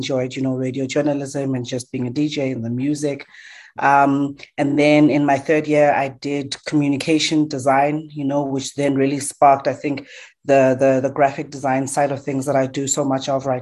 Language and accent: English; Johannesburg, Gauteng, South Africa; I'm born in Diepkloof, Soweto